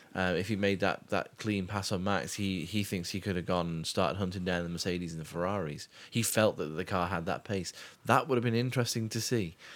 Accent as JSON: {"language": "English", "country": "United Kingdom", "said": "I'm British"}